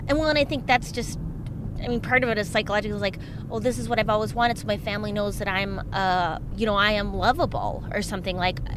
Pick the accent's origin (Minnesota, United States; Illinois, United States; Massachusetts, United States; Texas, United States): Minnesota, United States; moved away; I did a motorcycle rally in my hometown.